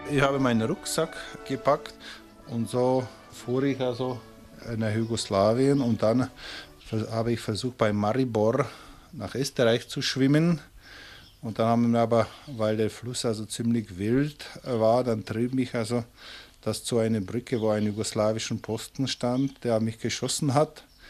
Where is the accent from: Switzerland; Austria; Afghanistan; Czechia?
Czechia; Bohemia; moved away as an adult; also born or lived in Munich; now in Germany; ich komme aus Böhmen